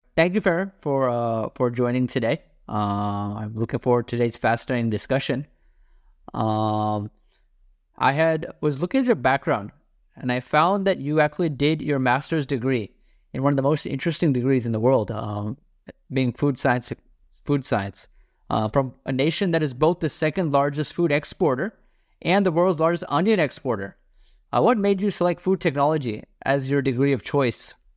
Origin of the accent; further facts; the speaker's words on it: India; I'm from India